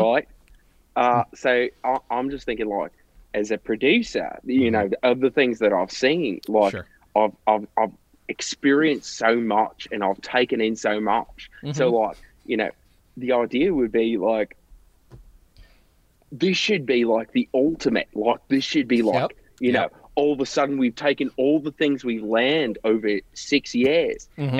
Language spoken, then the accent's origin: English; Missouri, United States; No. I'm from Missouri, mate.